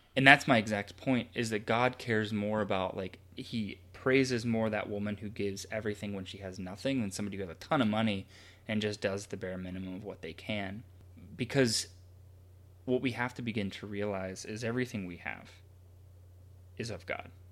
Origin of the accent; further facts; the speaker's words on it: United States; we as a culture, as an American culture